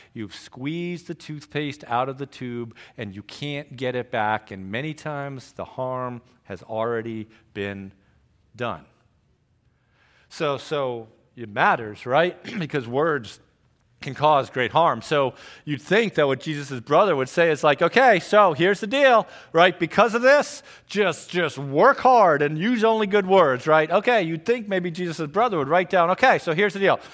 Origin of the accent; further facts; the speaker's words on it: Trumbull, Connecticut, United States; also born or lived in Greenville, South Carolina; I am from Trumbull, Connecticut.